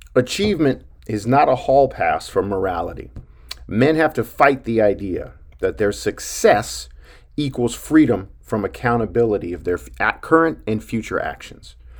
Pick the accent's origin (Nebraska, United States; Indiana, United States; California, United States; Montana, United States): Montana, United States; Billings; growing up in Billings, Montana